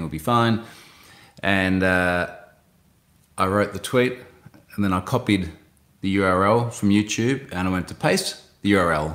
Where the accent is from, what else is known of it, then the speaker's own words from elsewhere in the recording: Australia; as an Australian